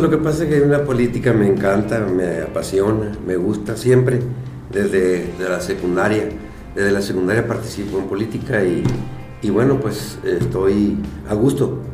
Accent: Guasave, Sinaloa, Mexico; also born or lived in Guadalupe, Chihuahua; now in Guamúchil, Mexico; soy de de Guadalupe Chihuahua, nací allá, luego mi familia bajó a Palo Blanco, a Guasave, ahí estudié la secundaria

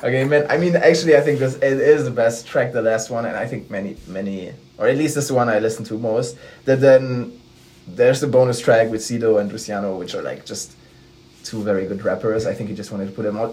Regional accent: Ludwigsburg, Baden-Württemberg, Germany; I'm from Ludwigsburg, which is like a city in Baden-Württemberg

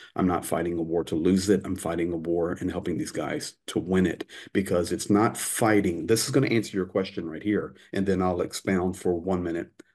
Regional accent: United States; now in Ukraine; I'm an American, but I'm basically half Ukrainian now and accepted here

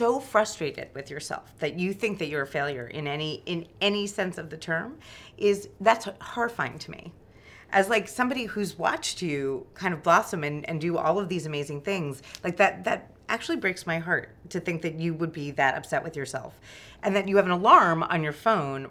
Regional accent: New York, United States; I grew up in New York as well.

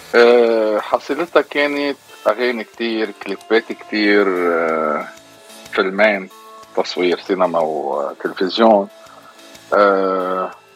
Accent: Lebanon; moved away as an adult; also born or lived in Egypt; now in Houston, United States; انا بالاغتراب عن لبنان صار لي كثير يعني 30 سنه 32 سنه تقريبا

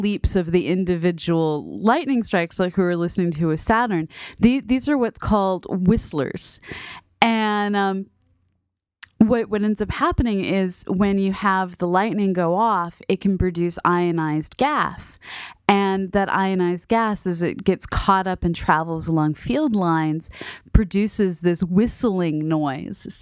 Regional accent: Boston, Massachusetts, United States; now in Southern Illinois, United States; here in Southern Illinois, and then back growing up in Boston

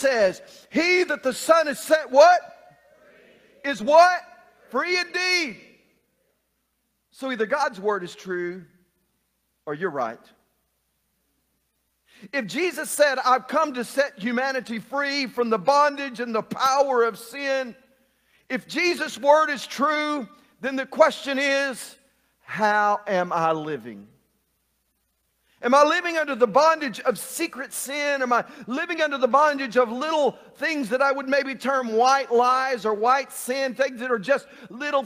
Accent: Burkett, Texas, United States; When I was a kid growing up in Burkett, Texas, I spent a few years living in a little town called Burkett, Texas, just right outside of Cross Plains, Texas.

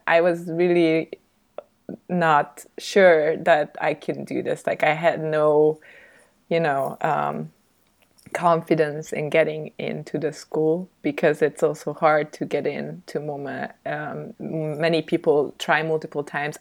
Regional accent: Budapest, Hungary; also born or lived in Stuttgart, Germany / Salzburg, Austria; kind of growing up in Austria until I was eight, and then we moved back to Hungary to Budapest

